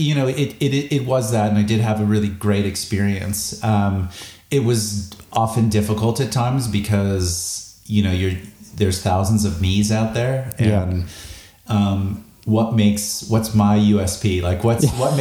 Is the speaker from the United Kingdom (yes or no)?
no; Chicago, Illinois, United States; moved away as an adult; also born or lived in Los Angeles, United States; now in Sydney, Australia; I grew up in Chicago in the Midwest